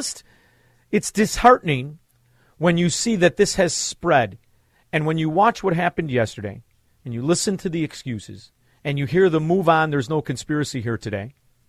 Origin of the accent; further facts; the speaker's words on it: Chicago, Illinois, United States; I'm from Chicago, right?